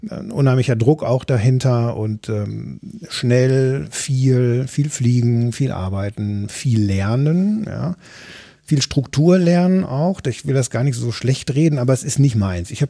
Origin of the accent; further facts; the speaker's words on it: North Rhine-Westphalia, Germany; Ich, ich komme aus dem Ruhrgebiet und Düsseldorf ist eben nicht mehr